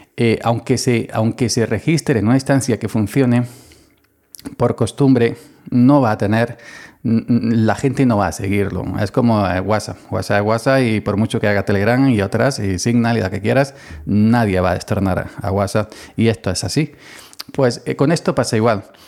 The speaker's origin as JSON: {"language": "Spanish", "region": "Andalusia", "country": "Spain", "said": "soy andaluz"}